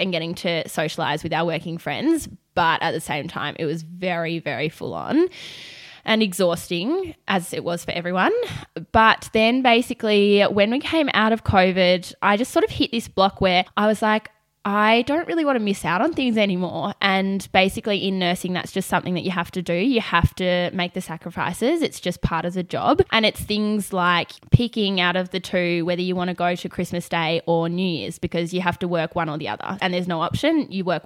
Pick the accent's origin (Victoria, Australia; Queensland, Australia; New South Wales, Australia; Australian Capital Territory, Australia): Victoria, Australia; Melbourne; I am born and bred in Melbourne, so I haven't really gone far.